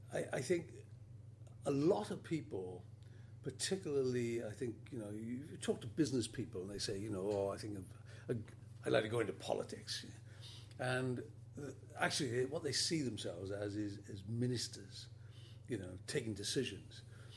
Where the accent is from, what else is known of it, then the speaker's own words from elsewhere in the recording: Wales, United Kingdom; also born or lived in Carmarthen / Barry / Swansea / Cardiff; Well, I suppose I grew up in Barry, Swansea and Cardiff, so I've done a kind of Glamorgan circuit, although I was actually born in Carmarthen.